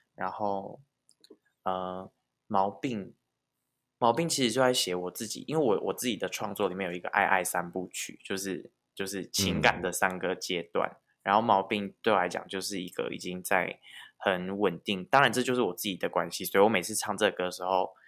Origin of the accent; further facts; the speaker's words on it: Taiwan; first language Taiwanese Hokkien; 我是一个台湾郎